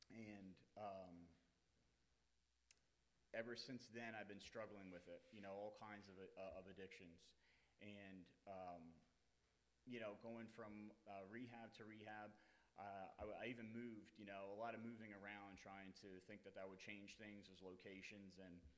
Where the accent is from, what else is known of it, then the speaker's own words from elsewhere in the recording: Cherry Hill, New Jersey, United States; now in New Hampshire, United States; I'm from Cherry Hill, New Jersey. I'm 38 years old.